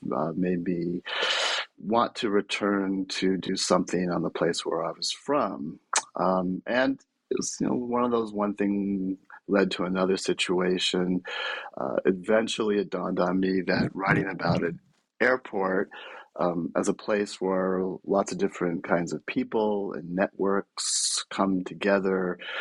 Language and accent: English; Bay Area, California, United States; I'm from the Bay Area originally